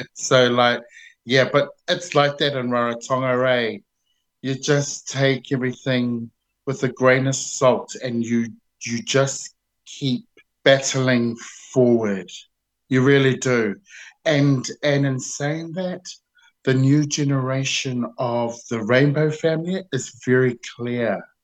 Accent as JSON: {"language": "English", "region": "Auckland", "country": "New Zealand", "tie": "born or raised there", "said": "I was born in Auckland, but I was raised in um, East Tamaki, Otara"}